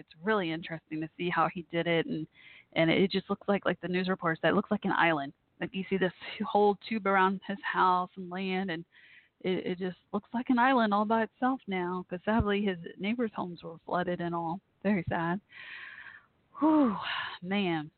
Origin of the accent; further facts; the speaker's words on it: Texas, United States; my home state here of Texas